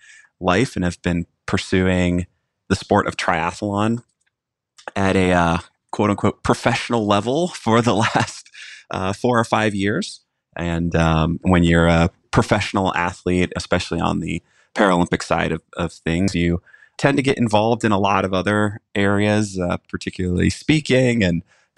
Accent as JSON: {"language": "English", "town": "Jacksonville", "country": "United States", "tie": "born or raised there", "said": "my hometown of Jacksonville"}